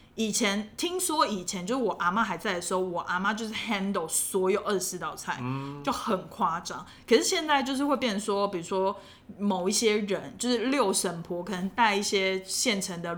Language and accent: Chinese; southern Taiwan, Taiwan; 我南部人就是这样子，非常讨厌。